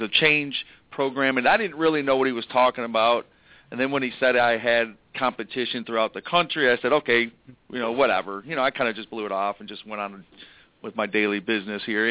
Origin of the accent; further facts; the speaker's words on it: Michigan, United States; moved away; I am moving back to Michigan and I am from Michigan